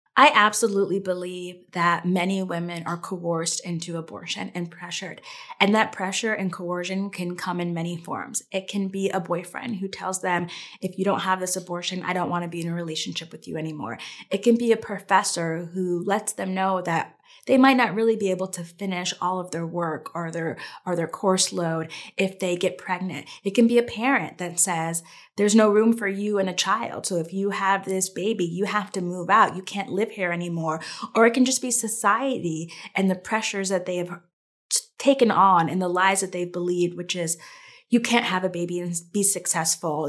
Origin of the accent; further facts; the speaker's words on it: Connecticut, United States; I grew up in Connecticut and it's a very pro-choice state.